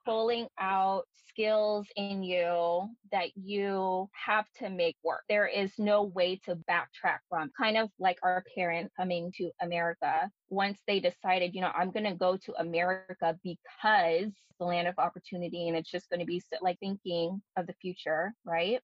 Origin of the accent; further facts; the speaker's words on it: Bay Area, California, United States; moved away as an adult; also born or lived in Daly City, California; now in Oregon, United States; Being a Bay Area native